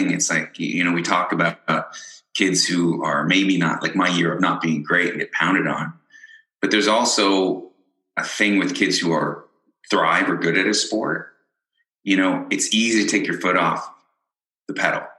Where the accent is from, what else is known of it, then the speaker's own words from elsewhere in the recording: Ireland; born there; I was born in Ireland.